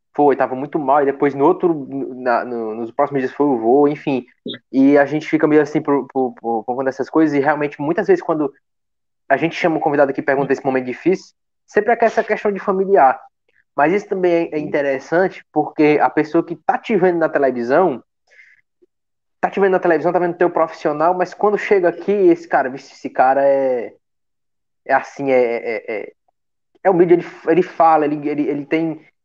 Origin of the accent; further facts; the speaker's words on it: Pacoti, Ceará, Brazil; eu sou de Pacuti